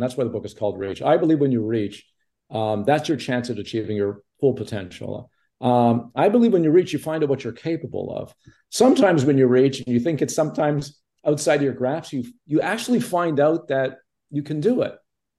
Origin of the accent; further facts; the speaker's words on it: Montreal, Quebec, Canada; I grew up in Montreal, you know, there was no connection in the entertainment business. My mother was a housewife. My dad was a manufacturer.